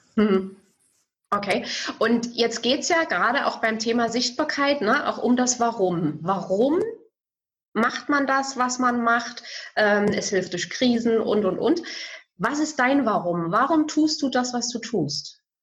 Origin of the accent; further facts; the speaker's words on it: Bautzen, Saxony, Germany; ich komme aus Bautzen